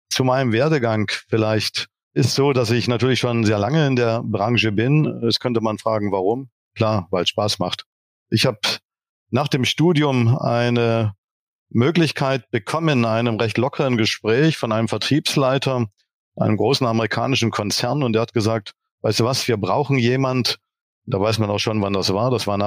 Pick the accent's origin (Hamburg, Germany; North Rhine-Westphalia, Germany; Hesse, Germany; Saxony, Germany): Saxony, Germany; ich bin tatsächlich gebürtiger Sachse auch wenn man das jetzt vielleicht im Podcast nicht direkt hört